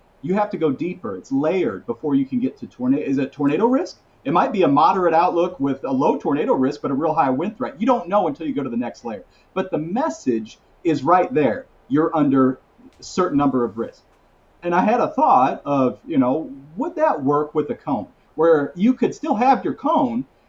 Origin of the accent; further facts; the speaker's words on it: St. Louis, Missouri, United States; moved away as an adult; also born or lived in Oklahoma / Nebraska; I grew up in St. Louis